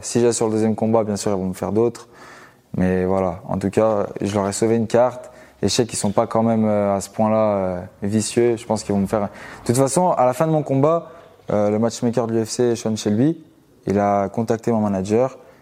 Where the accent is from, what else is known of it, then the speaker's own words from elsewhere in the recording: Givors, Auvergne-Rhône-Alpes, France; à Givor, c'est la ville où, où je vis actuellement et là où j'ai grandi. C'est à vingt kilomètres de Lyon